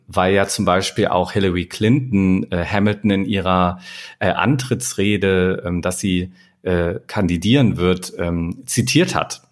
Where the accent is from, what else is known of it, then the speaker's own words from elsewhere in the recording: Germany; Und für uns als Deutsche